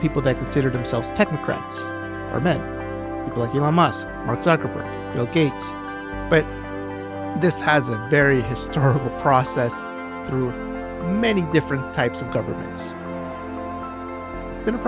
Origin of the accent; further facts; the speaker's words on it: Edmonton, Alberta, Canada; in my hometown